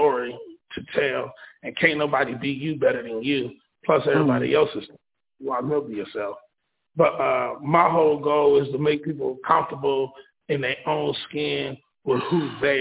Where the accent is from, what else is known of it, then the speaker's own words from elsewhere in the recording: Ohio, United States; I'm from Madison, Ohio. I'm an up-and-coming artist. I rap. I write music as well. This is where I was born and raised.